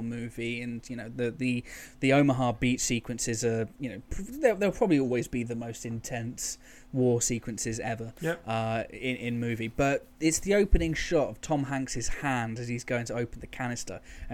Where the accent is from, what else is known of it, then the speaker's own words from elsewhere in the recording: England, United Kingdom; When people go, oh, you're from England, so you're English, I go, no, I'm actually British, because I have Scottish grandparents, and there's a bit of Irish there, there's a bit of Welsh